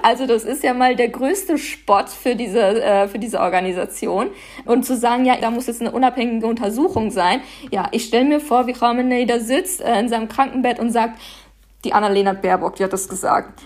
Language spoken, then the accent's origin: German; Paderborn, North Rhine-Westphalia, Germany; now in Berlin, Germany; ich bin hier geboren und aufgewachsen